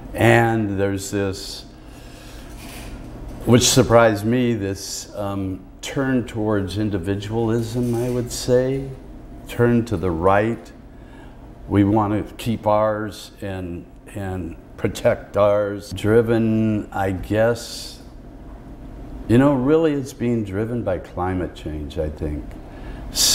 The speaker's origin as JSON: {"language": "English", "town": "Seattle", "region": "Washington", "country": "United States", "tie": "born or raised there", "said": "I met a young kid in my hometown of Seattle"}